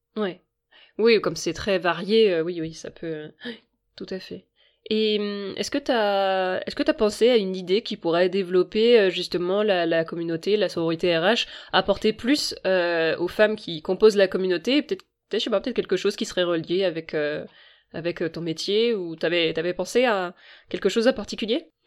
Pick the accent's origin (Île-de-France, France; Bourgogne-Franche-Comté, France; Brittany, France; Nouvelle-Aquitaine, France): Brittany, France; Rennes; je suis rennaise